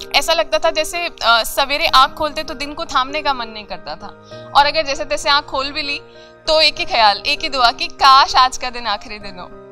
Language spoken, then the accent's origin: Hindi; Jodhpur, Rajasthan, India; moved away as an adult; now in Ahmedabad, India; मैं बेसिकली मैं जोधपुर से हूँ और अभी अहमदाबाद रह रही हूँ